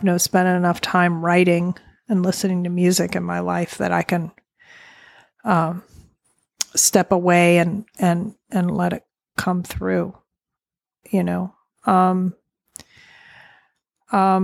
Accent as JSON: {"language": "English", "region": "Southern Virginia", "country": "United States", "tie": "born or raised there", "said": "I'm born and raised in Southern Virginia with the Blue Ridge Mountains"}